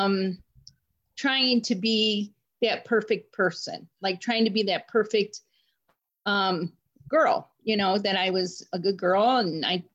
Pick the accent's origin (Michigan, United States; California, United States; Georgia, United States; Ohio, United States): Ohio, United States; Cleveland; I am from Cleveland, Ohio, born and raised there